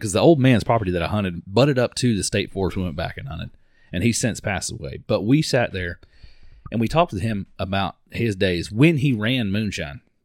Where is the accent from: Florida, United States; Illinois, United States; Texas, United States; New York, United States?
Florida, United States; Mount Dora; we grew up in Mount Dore. We grew up fishing on Lake Ola